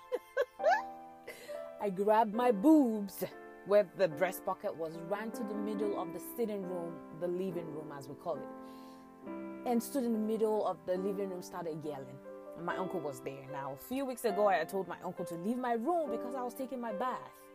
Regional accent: Ibadan, Oyo, Nigeria; Growing up in Agbowo, Ibadan, again, Nigeria

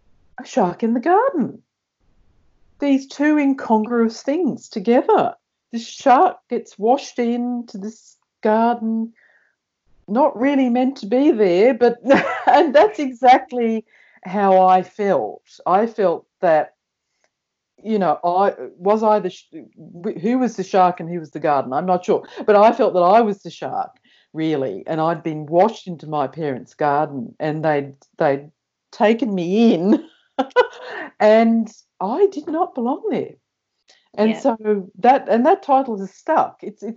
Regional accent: New Zealand; born there; Now, I was born in New Zealand, so I wrote to the New Zealand

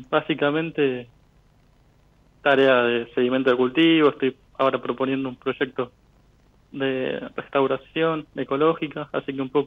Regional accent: Venado Tuerto, Santa Fe, Argentina; Eh, mira, yo soy, nací en Canal, viví en Nado Tuerto y ahora estoy viviendo al sur de Córdoba.

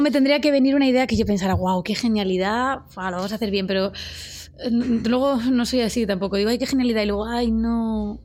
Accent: Úbeda, Andalusia, Spain; moved away; nos vamos a mi pueblo

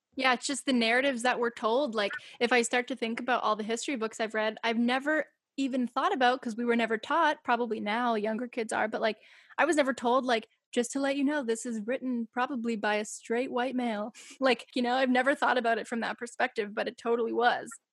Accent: Massachusetts, United States; growing up in massachusetts in the town that i grew up

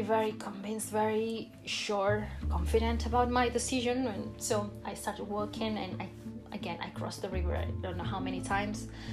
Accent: Barcelona, Catalonia, Spain; English is a second language; I'm from Barcelona.

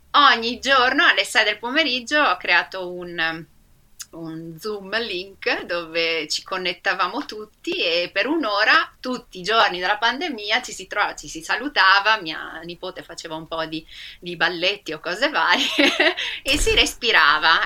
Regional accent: Rovigo, Veneto, Italy; Io sono veneta, sono di Rovigo

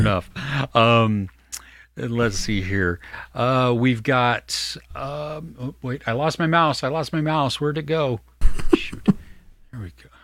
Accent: California, United States; I'm totally Californian.

